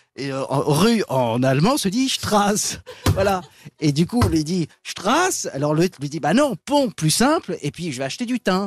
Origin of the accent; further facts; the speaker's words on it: Paris, Île-de-France, France; je suis né dans le 16e, j'ai grandi dans le 16e, je me suis réinstallé dans le 16e